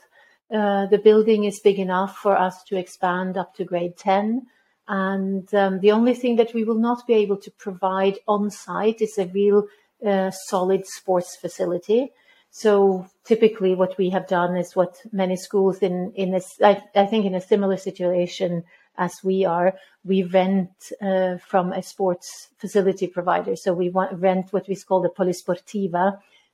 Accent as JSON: {"language": "English", "country": "Norway", "also_born_or_lived": "Middle East", "moved": "yes", "lives_now": "Rimini, Italy", "said": "I am originally from Norway."}